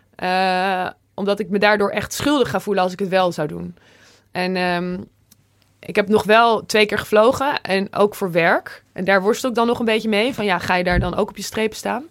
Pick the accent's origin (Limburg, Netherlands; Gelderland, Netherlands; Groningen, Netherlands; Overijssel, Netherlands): Overijssel, Netherlands; Zwolle; een goede vriend uit, uit Zwolle, waar ik vandaan kom